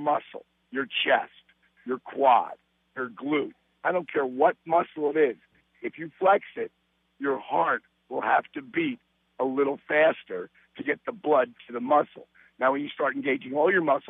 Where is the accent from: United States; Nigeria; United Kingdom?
United States; Jersey Shore, New Jersey; I was raised and on the Jersey Shore